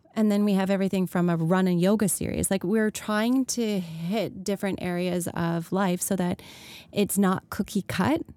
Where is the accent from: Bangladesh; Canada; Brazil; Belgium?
Canada; 'cause we're Canadian